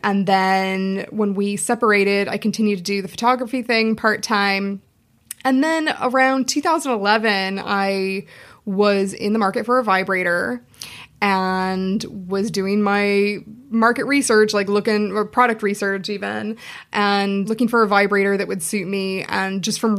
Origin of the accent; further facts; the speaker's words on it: Seattle, Washington, United States; moved away as an adult; now in Dublin, Ireland; I'm from Seattle originally, but I've been living...